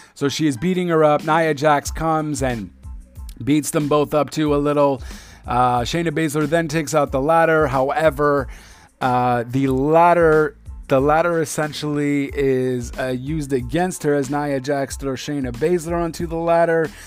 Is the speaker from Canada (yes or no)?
yes; Montreal, Quebec, Canada; my hometown